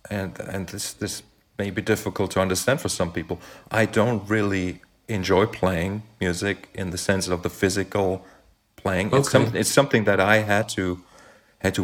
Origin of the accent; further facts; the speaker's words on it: western Germany, Germany; I grew up in Western Germany